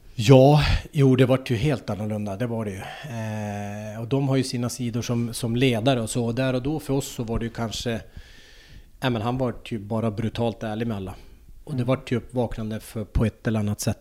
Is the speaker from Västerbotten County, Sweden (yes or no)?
no; Pajala, Norrbotten County, Sweden; Jag kommer ju från Pajala. Så att jag höll ju på i Pajala med... Det var min pappa som startade upp hockeyn i Pajala.